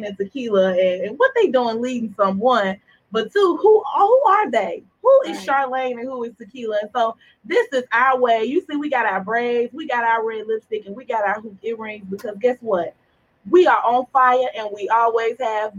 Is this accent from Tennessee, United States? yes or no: yes; Chattanooga, Tennessee, United States; I'm from Chattanooga, Tennessee, by way of Alton Park, Tennessee, City View